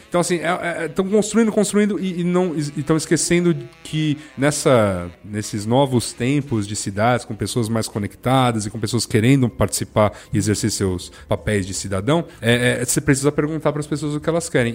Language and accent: Portuguese; São Paulo, Brazil; eu sou aqui de São Paulo